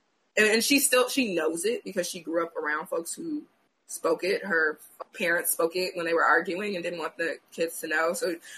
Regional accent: Cade, Louisiana, United States; I spent a lot of time growing up in Cade, Louisiana, which is the setting that I'm describing.

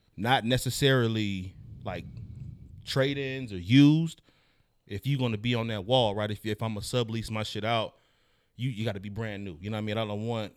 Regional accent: the Bay Area, California, United States; I'm from the Bay

